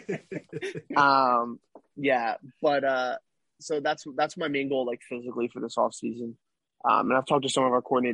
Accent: Philadelphia, Pennsylvania, United States; I'm from Philly

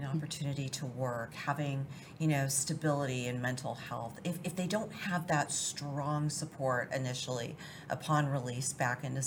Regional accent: San Francisco Bay Area, California, United States; I grew up in California, kind of right outside the wine country in the San Francisco Bay Area

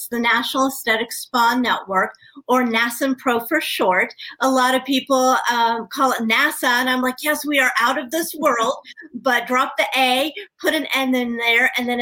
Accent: Dallas, Texas, United States; also born or lived in Florida / Australia; now in Pennsylvania, United States; I was born in Dallas, Texas, and I was adopted to a beautiful Christian husband and wife that had no other children

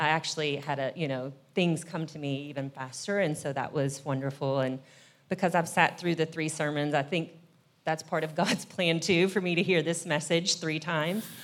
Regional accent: Kentucky, United States; now in Nashville, United States; I'm originally from Kentucky. I've lived in Nashville now for about twenty years

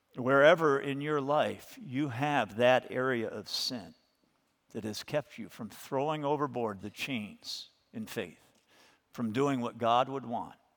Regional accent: United States; as American Christians

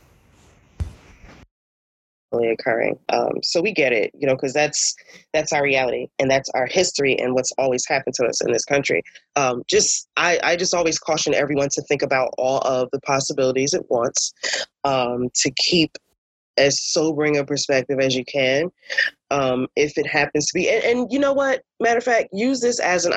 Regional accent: Newark, New Jersey, United States; I'm born and raised in Newark.

